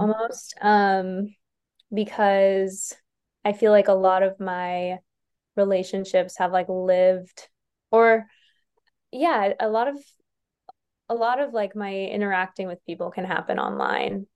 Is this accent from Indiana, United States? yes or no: no; New York, United States; moved away; I'm from New York originally